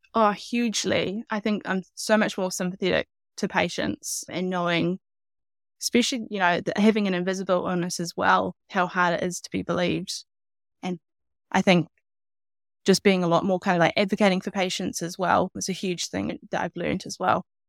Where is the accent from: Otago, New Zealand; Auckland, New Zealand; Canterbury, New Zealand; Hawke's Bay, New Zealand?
Hawke's Bay, New Zealand; I'm from Hawke's Bay, so it's on the east coast of the North Island.